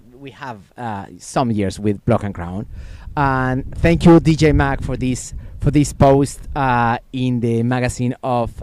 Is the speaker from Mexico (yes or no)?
yes; Puebla, Mexico; also born or lived in Mexico City / Texas; we come from Puebla, Mexico